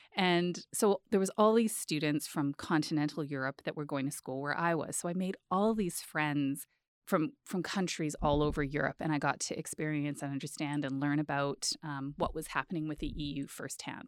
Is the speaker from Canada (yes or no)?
yes; Edmonton, Alberta, Canada; born or raised there; moved away as an adult; also born or lived in Peace River / Calgary / Ottawa